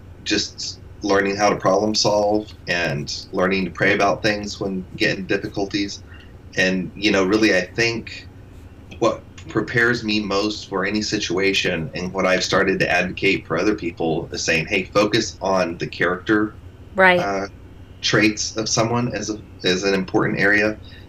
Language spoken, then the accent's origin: English; Spain; I grew up in Spain, and I was there for 20 years